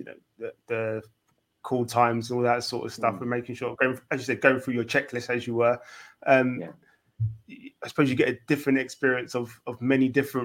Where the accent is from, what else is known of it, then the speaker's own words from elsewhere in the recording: London, United Kingdom; I, as a Londoner